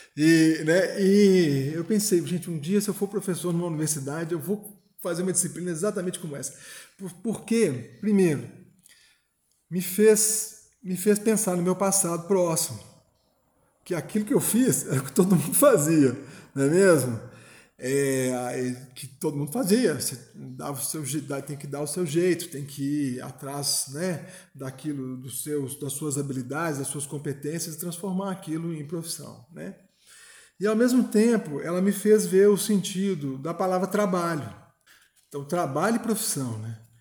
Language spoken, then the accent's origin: Portuguese; São João del-Rei, Minas Gerais, Brazil; also born or lived in Belo Horizonte; Eu sou de São João del Rei, Minas Gerais, estudei em Belo Horizonte, estudei no exterior